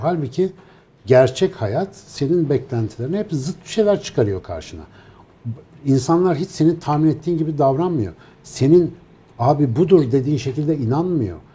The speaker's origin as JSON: {"language": "Turkish", "region": "Ankara", "country": "Turkey", "said": "bir Ankaralıyız ya suyla ilişkimiz malum yani."}